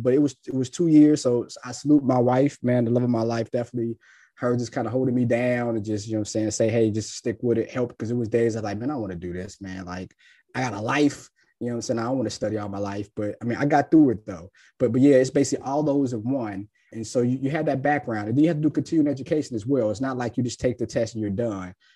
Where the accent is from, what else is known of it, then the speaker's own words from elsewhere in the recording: Cincinnati, Ohio, United States; moved away as an adult; also born or lived in Tennessee; now in Jacksonville, United States; I'm born and raised in Cincinnati